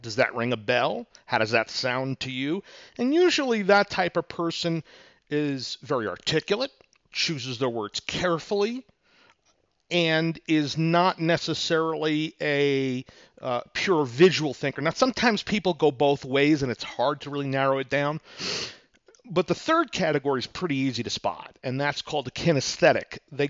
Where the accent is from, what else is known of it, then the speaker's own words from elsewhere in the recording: New York, United States; Now, for example, I'm from New York. Some people can catch my accent once in a while, especially when I'm pissed off in traffic.